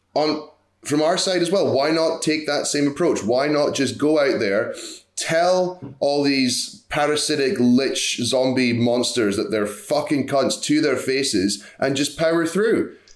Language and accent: English; United States; I am American for my sins.